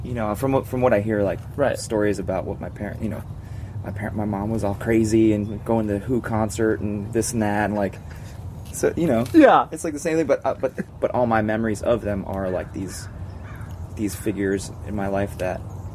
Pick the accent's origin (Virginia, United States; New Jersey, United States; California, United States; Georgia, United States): New Jersey, United States; Englewood; born there; I was born in Englewood, New Jersey.